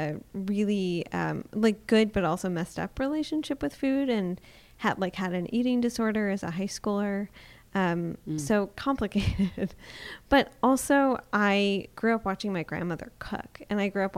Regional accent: Detroit, Michigan, United States; growing up in Detroit

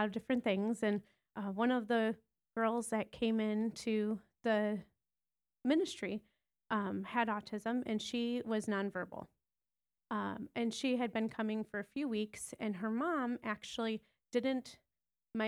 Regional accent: Detroit, Michigan, United States; moved away as an adult; also born or lived in Wisconsin; we're originally from the Detroit, Michigan area

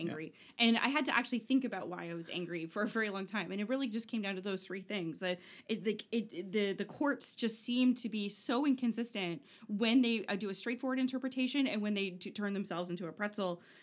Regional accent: Oshawa, Ontario, Canada; I'm from Oshawa

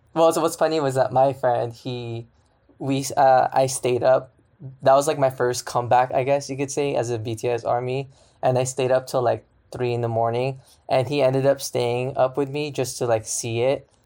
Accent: Sacramento, California, United States; I'm from Sacramento

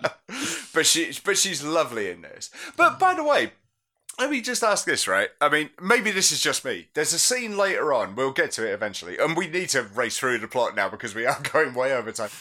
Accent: United Kingdom; we're British

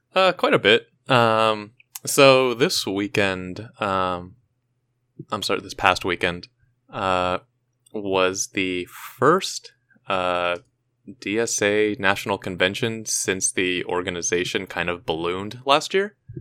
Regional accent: hometown of Thrice, California, United States; they were formed, uh, in my hometown

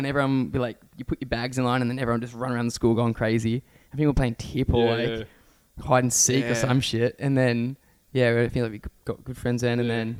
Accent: Gerringong, New South Wales, Australia; also born or lived in Nowra; I was born in Nowra Hospital, but I grew up in Gerringong, which is on the south coast of New South Wales.

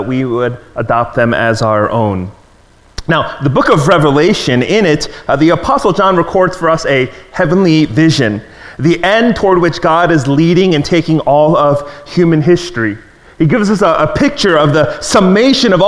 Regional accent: Maryland, United States; as a kid growing up in Maryland

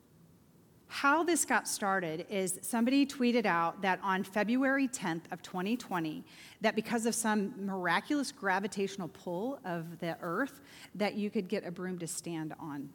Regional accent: Oklahoma, United States; now in Bolingbrook, United States; I grew up in Oklahoma

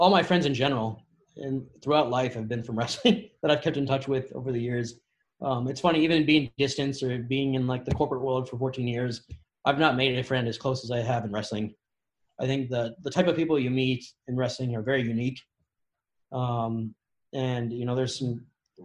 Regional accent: Sierra Madre, California, United States; also born or lived in Tucson, Arizona; I was born and raised in Southern California from Sierra Madre originally

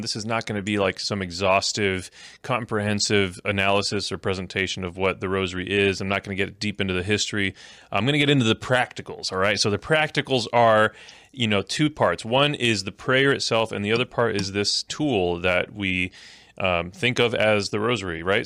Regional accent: Bowling Green, Ohio, United States; born or raised there; also born or lived in Miami, Florida

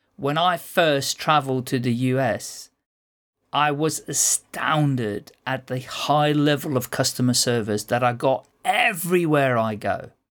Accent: Netherlands; now in United Kingdom; Well, I'm not a Brit, I'm a Dutchman, but I've lived here so long

